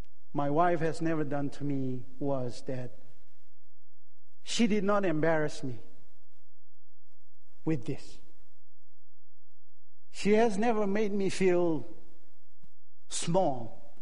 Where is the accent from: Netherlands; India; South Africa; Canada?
India; Manipur; moved away; also born or lived in Chicago / Michigan / Santa Clara; I'm a Naga in Manipur, Nagaland.